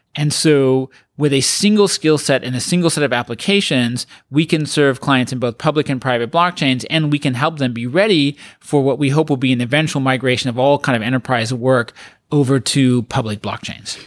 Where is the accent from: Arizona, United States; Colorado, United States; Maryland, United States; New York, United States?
Colorado, United States; also born or lived in England; now in San Francisco, United States; I uh, grew up in mostly in Colorado